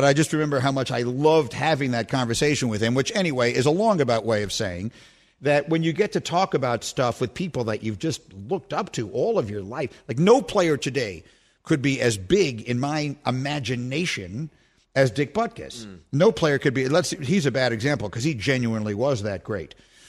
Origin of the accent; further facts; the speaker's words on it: New York, United States; moved away as an adult; also born or lived in Chicago; I really grew up in two different places. I grew up in New York, and then I spent my years from 18 to 29 in Chicago.